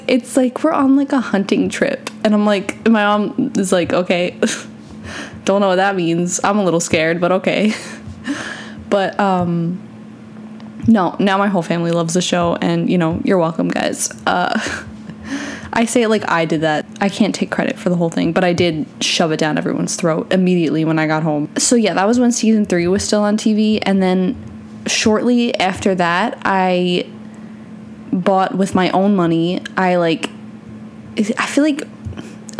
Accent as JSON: {"language": "English", "region": "New York", "country": "United States", "moved": "yes", "lives_now": "Florida, United States", "said": "I'm from New York"}